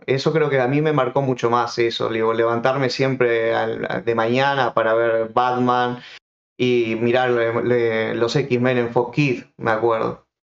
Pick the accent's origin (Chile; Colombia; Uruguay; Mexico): Uruguay; yo soy uruguayo